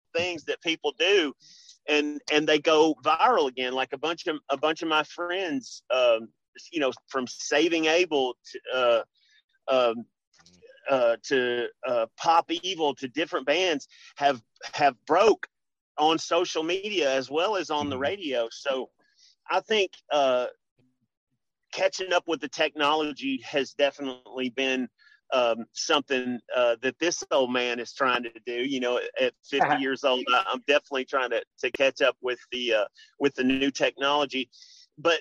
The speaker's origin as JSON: {"language": "English", "town": "Memphis", "region": "Tennessee", "country": "United States", "tie": "born or raised there", "said": "I grew up in Memphis. I grew up a poor Memphis boy."}